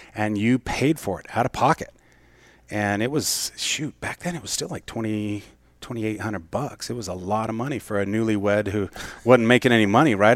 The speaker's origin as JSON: {"language": "English", "town": "Mesa", "region": "Arizona", "country": "United States", "tie": "born or raised there", "said": "I was born and raised in Mesa"}